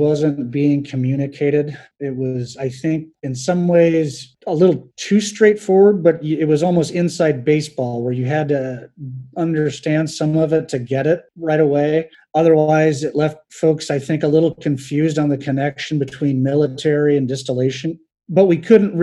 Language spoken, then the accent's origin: English; Albion, Indiana, United States; I'm from Northeast Indiana, town of Albion. I grew up there